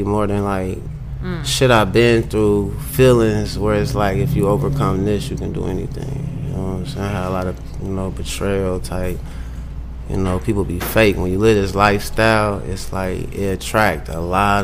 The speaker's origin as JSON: {"language": "English", "town": "Springfield", "region": "Illinois", "country": "United States", "said": "I'm from Springfield. We live in Springfield, Illinois"}